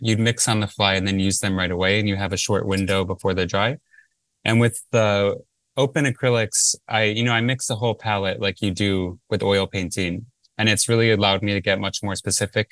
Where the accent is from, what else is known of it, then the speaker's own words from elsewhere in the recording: Livonia, Michigan, United States; moved away; I'm from Livonia, which is a suburb of Detroit in Michigan.